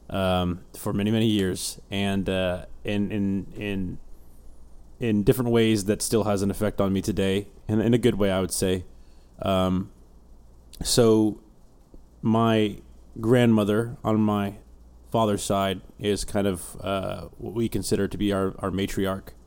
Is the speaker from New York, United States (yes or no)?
no; Houston, Texas, United States; also born or lived in Alaska / Colorado / England; I was born in Houston. We quickly moved to Alaska for six months, Colorado for four years, back to Houston, England for two years, back to Houston since 1998